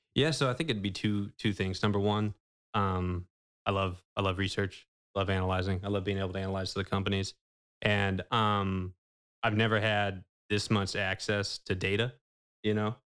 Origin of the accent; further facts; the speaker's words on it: Manteca, California, United States; also born or lived in Hayward, California; I was born in Hayward, but came out to Manteca pretty early